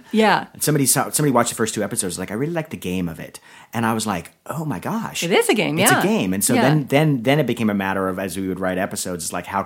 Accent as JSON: {"language": "English", "town": "Orlando", "region": "Florida", "country": "United States", "tie": "born or raised there", "also_born_or_lived": "Dunedin, Florida / Miami, Florida", "said": "And then I moved around a lot as a kid, but we ended up we were in Miami when I was like nine, and then Orlando when I was twelve, and then that became home."}